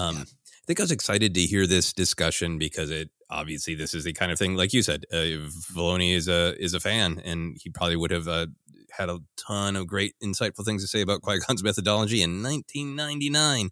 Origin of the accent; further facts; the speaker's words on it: United States; my experience as an American